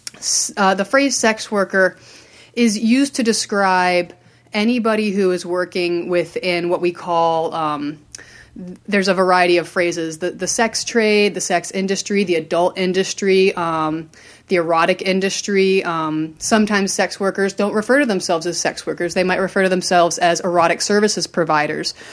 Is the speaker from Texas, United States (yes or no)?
no; rural Vermont, United States; also born or lived in Maryland; I grew up in Maryland until I was about eight, and then I moved to rural Vermont